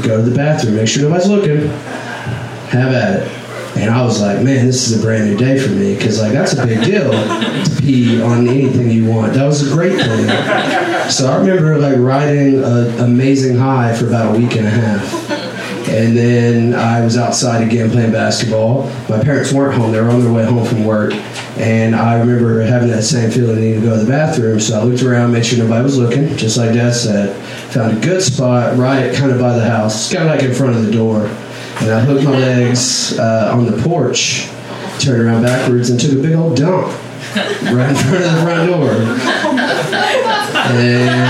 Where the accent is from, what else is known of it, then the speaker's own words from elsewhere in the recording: Northeast Texas, United States; moved away; I grew up in Northeast Texas, like my whole life. That's where I was born and raised